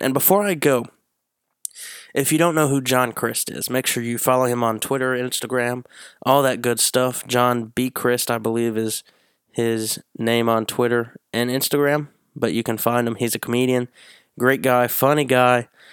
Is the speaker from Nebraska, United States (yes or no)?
no; Tennessee, United States; I myself am from Tennessee